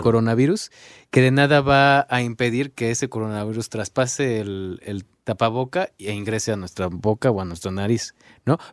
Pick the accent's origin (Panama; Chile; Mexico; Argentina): Mexico